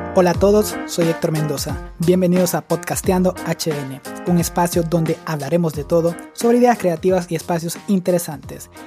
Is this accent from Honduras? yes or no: yes; Santa Rosa, Santa Bárbara, Honduras; yo soy de Santa Bárbara y soy de Santa Rosa Santa Bárbara